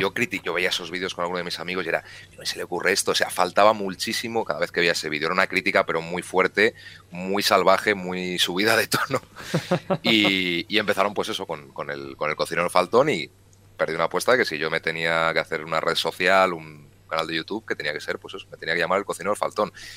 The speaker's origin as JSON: {"language": "Spanish", "town": "León", "region": "Castile and León", "country": "Spain", "said": "En mi tierra se come muy bien en casi todos los sitios, sobre todo en la zona de la montaña"}